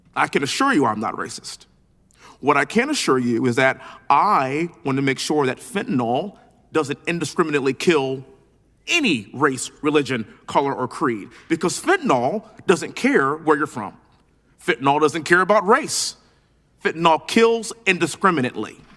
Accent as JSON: {"language": "English", "region": "Texas", "country": "United States", "tie": "born or raised there", "said": "being born and raised in Texas, living in Houston"}